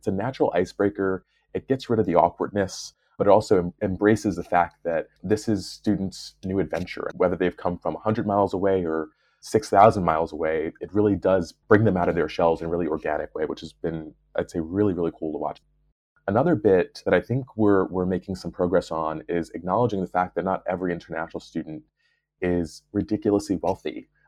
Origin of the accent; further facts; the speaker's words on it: New York, United States; now in Belfast, United Kingdom; You know, I'm a New Yorker. I moved to Belfast without really knowing what to expect, because the only thing that I really knew about the UK was Manchester